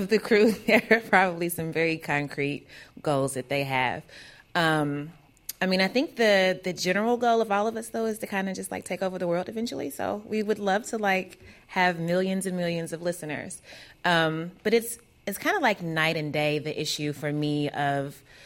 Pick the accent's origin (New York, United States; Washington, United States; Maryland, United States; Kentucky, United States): Kentucky, United States; I'm from Kentucky, so I don't sound like those dudes for a number of reasons, because I'm a woman and because I have an accent